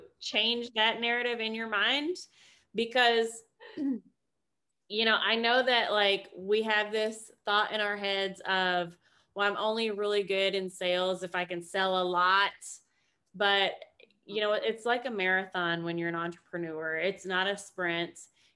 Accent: Kentucky, United States; I'm from Kentucky, so you know basketball is like life there

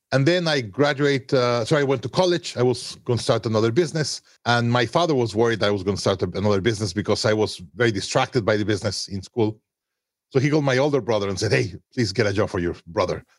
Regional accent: Mexico City, Mexico; moved away as an adult; also born or lived in Monterrey, Mexico; I was born in Monterrey, Mexico, grew up in Mexico City.

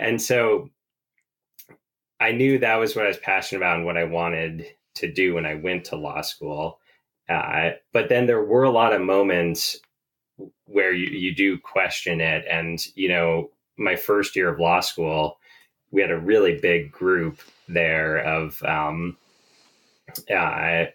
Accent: Vermont, United States; growing up in Vermont. It's a beautiful outdoors here.

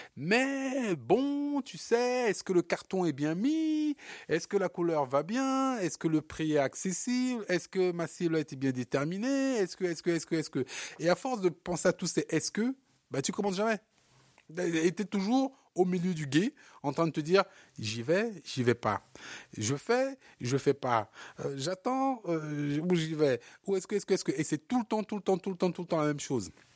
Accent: Cameroon; moved away; mon pays natal qui est le Cameroun

